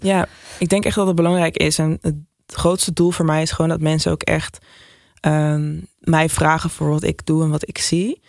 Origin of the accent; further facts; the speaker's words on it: Nijmegen, Gelderland, Netherlands; now in Amsterdam, Netherlands; ik ben opgegroeid in Nijmegen